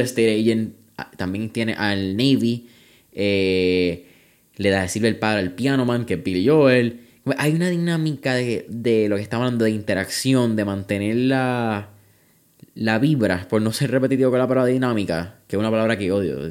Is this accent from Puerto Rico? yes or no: yes; Puerto Rico; Puerto Rico